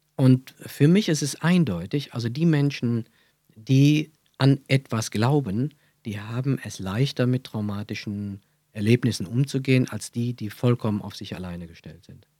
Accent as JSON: {"language": "German", "town": "Brühl", "region": "North Rhine-Westphalia", "country": "Germany", "tie": "born or raised there", "accent": "Kölsch", "said": "Ich bin aufgewachsen in Brühl bei Köln"}